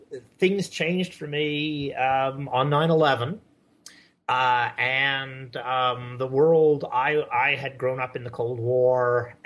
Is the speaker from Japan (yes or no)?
yes; Japan; I guess the most interesting thing about me is that I grew up in Japan.